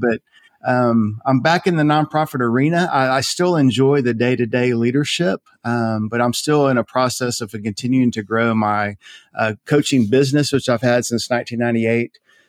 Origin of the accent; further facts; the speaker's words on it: Conroe, Texas, United States; I grew up in Conroe. I'm a third generation Conroe kid. My family, I grew up at First Baptist Church Conroe.